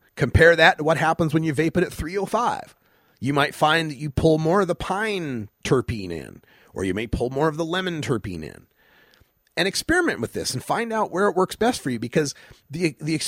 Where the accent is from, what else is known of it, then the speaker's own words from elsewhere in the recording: Idaho, United States; I'm from Idaho where we had two strains, got some and don't.